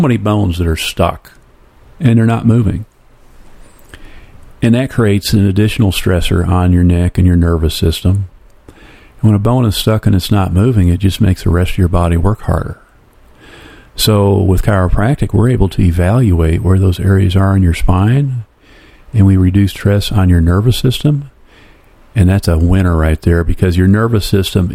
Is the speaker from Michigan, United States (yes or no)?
yes; Flint, Michigan, United States; I grew up in Flint